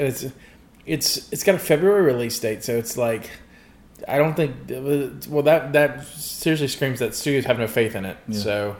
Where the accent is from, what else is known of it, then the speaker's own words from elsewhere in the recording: United States; There was no local comic shop for us where I grew up in Bimonette